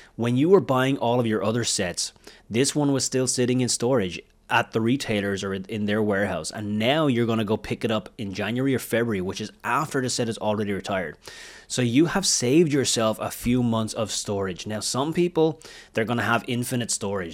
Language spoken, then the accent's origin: English; Wexford, Leinster, Ireland; moved away; my hometown is a small little town in Ireland. It's called Wexford. It's in the southeast of Ireland. That's where my family lived. That's where I was, I was born.